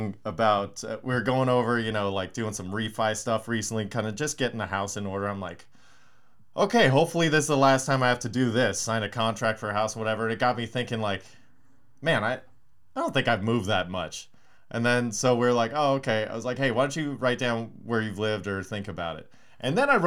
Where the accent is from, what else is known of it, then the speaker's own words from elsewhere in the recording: Santa Monica, California, United States; also born or lived in Venice, Los Angeles; I was born in Santa Monica Hospital